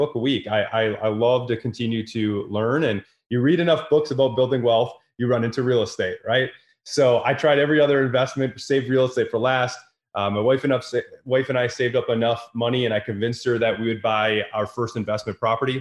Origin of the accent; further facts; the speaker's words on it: Wisconsin, United States; I'm from Wisconsin, right? This isn't the East Coast, West Coast.